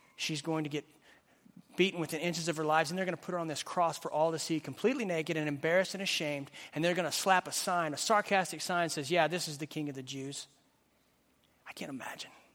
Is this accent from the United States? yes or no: yes; Western Oklahoma, United States; I grew up in Western Oklahoma